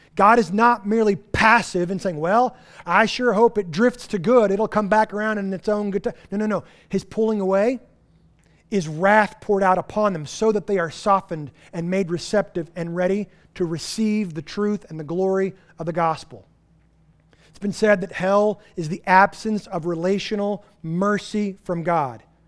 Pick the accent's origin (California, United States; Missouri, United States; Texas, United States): Texas, United States; Texas Panhandle, United States; moved away; I'm from the Texas Panhandle where we don't have vegetation.